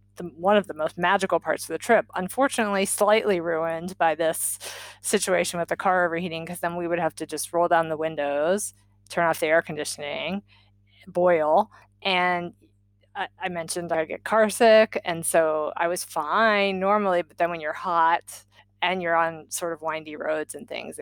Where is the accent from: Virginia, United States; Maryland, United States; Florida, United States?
Maryland, United States; moved away; we grew up in Maryland